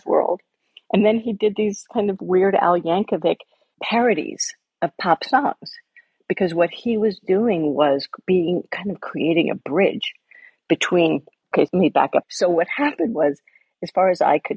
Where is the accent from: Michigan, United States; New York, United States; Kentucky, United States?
New York, United States; born or raised there